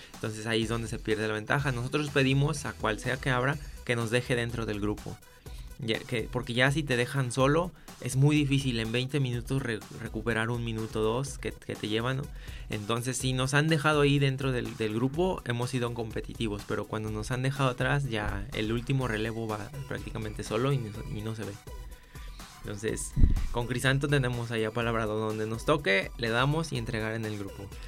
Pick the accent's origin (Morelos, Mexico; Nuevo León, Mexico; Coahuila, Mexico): Morelos, Mexico; Jojutla; moved away as an adult; now in Guadalajara, Mexico; Yo soy originario de Jojutla, Morelos eh, no sé si te suenes por el terremoto que fue hace dos años. Ahí nací, ahí viví hasta los 18 años